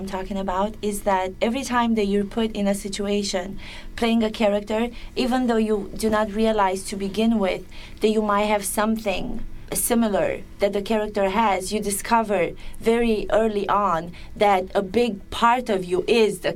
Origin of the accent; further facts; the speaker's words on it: Romania; accent: Romanian; English is a second language; I'm speaking English with the Romanian version of interpretation